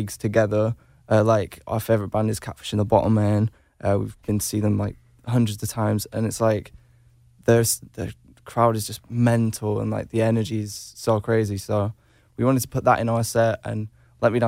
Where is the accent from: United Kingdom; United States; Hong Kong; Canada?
United Kingdom; we're British, we're in a boy band